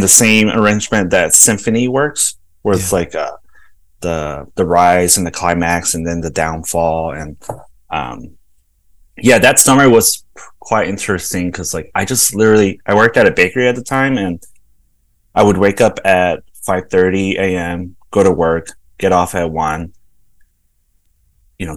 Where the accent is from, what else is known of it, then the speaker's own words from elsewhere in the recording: Los Angeles, California, United States; moved away as an adult; also born or lived in El Salvador / New York City / San Francisco; now in Kansas City, United States; I grew up in South Central